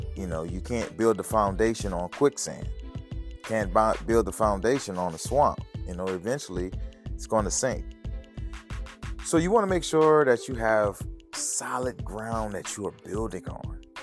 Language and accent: English; New Orleans, Louisiana, United States; accent: Louisiana; growing up in New Orleans and, and living in the project